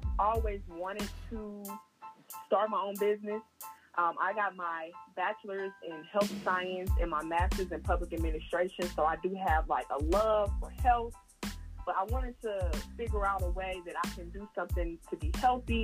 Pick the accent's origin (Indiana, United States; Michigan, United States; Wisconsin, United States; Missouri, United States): Indiana, United States; Hammond; moved away as an adult; also born or lived in Muncie, Indiana; now in Indianapolis, United States; I was born and raised in Hammond, Indiana, to some lovely parents